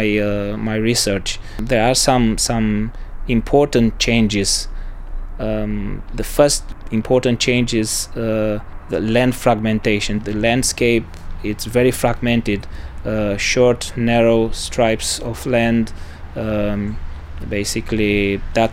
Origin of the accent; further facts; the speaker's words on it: Romania; moved away as an adult; also born or lived in Bucharest / Sibiu / Berlin; now in Munich, Germany; I come from Romania